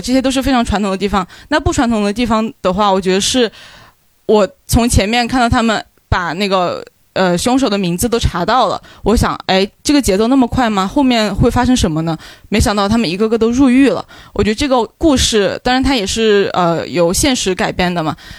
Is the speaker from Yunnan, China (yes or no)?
no; Guizhou, China; 因为我也是贵州人